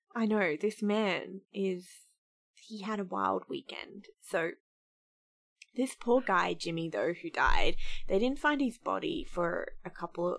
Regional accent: Australia; as an Australian

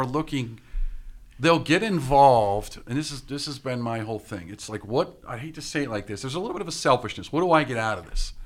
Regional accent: Pittsburgh, Pennsylvania, United States; I'm from Pittsburgh.

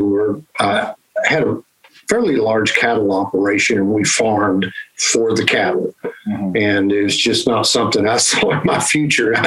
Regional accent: Oklahoma, United States; born or raised there

